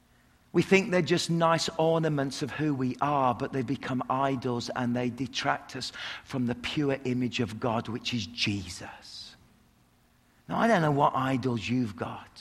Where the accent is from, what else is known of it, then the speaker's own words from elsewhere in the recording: England, United Kingdom; I'm English